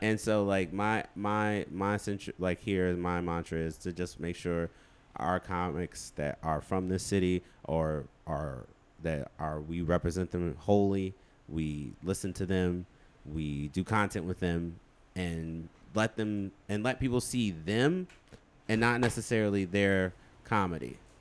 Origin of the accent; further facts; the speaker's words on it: Chicago, Illinois, United States; also born or lived in Hammond, Indiana; I grew up where Common grew up